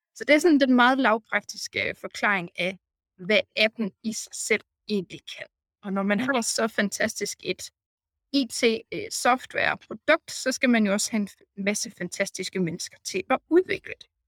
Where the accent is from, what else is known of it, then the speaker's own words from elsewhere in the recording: North Jutland, North Denmark Region, Denmark; moved away as an adult; also born or lived in Copenhagen, Denmark; now in Bucharest, Romania; Jeg er gedin nordjyd, der er øh, endt helt forvirret og forvildret her øh, i Bukarest i øh, Rumænien